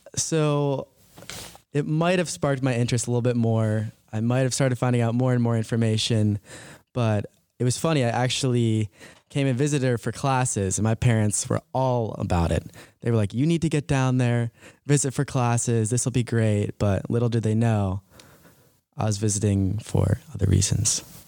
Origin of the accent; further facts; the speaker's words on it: Medfield, Massachusetts, United States; moved away as an adult; also born or lived in High Point, North Carolina; I'm from Medfield, Massachusetts. It's about twenty-five minutes outside the city. I love growing up there